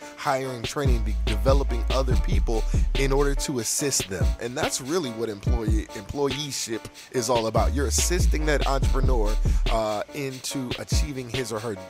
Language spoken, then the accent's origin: English; United States; I'm from America, right?